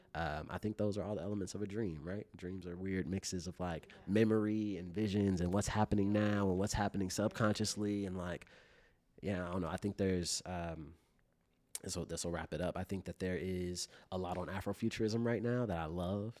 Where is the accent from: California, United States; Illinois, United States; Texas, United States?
Illinois, United States; Chicago; growing up in Chicago